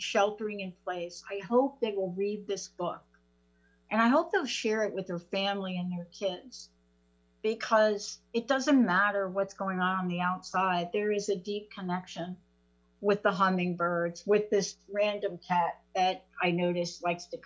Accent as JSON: {"language": "English", "town": "New York City", "region": "New York", "country": "United States", "accent": "New York", "said": "I'm from the Bronx"}